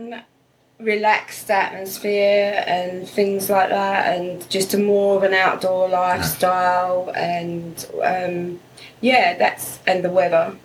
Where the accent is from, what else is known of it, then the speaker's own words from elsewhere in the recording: England, United Kingdom; moved away as an adult; now in Australia; I'm from England, United Kingdom